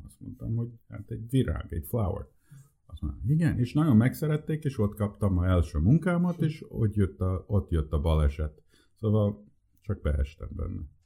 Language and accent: Hungarian; United States; first language Hungarian; Én, én, én, én, én születtem Amerikába, és um, nagyon furcsa volt, mert én először magyarul beszéltem csak.